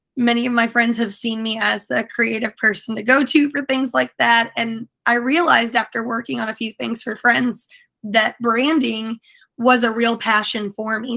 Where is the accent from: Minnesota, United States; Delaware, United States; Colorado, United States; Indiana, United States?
Indiana, United States; moved away as an adult; also born or lived in Tampa, Florida; now in St. Petersburg, United States; I came from the Midwest in Indiana. Indianapolis specifically is where I spent a lot of my time. I grew up a little bit closer to Kentucky